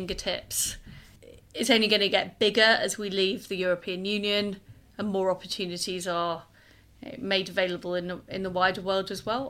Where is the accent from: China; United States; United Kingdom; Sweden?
United Kingdom; Leeds, Yorkshire and the Humber; moved away as an adult; now in London, United Kingdom; I grew up in Leeds. I moved to London in the 1990s.